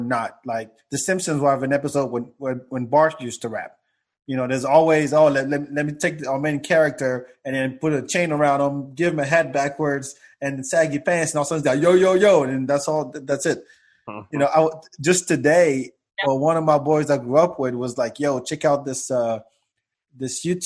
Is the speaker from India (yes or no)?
no; France; also born or lived in Africa; now in United States; I grew up in France